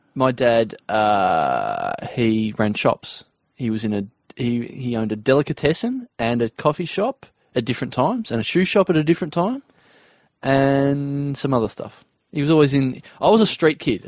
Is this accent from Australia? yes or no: yes; Maryborough, Victoria, Australia; now in Melbourne, Australia; I come from Maryborough, and that's like two and a half hours from here. Yeah, central Victoria, between Bendigo